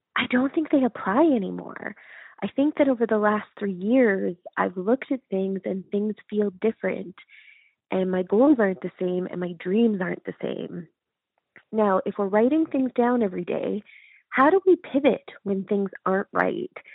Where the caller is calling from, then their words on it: Calgary, Alberta, Canada; I'm calling from Calgary, Alberta, Canada